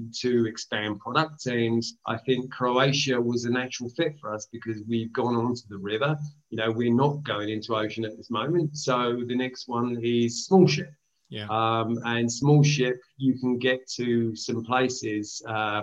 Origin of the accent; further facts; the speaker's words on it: Greece; now in United Kingdom; I am from Greece